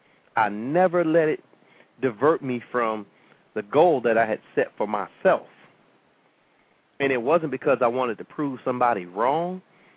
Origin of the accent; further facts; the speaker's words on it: St. Petersburg, Florida, United States; you know, a lot of times people will say, well, why do you want to be the mayor of St. Pete? You don't even live there.